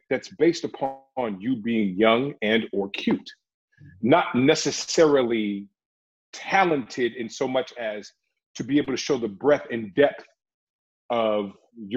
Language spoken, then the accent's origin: English; Oakland, California, United States; I'm from Oakland, California. I grew up watching hip hop